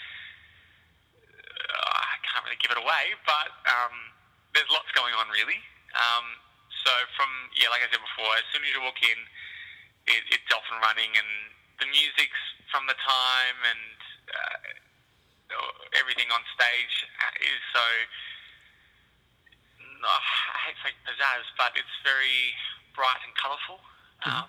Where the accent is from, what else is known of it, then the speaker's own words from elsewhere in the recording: Melbourne, Victoria, Australia; I'm from Melbourne originally